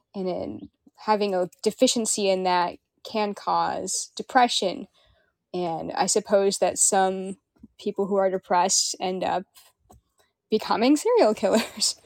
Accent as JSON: {"language": "English", "town": "Kenmore", "region": "Washington", "country": "United States", "tie": "born or raised there", "also_born_or_lived": "Renton, Washington", "said": "I grew up in Kenmore, and I have lived in Renton a lot lately"}